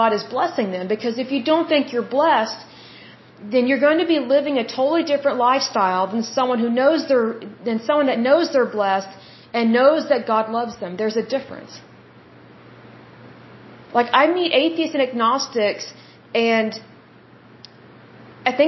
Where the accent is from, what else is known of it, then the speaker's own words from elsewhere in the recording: Oklahoma, United States; I'm from Oklahoma, and here in Oklahoma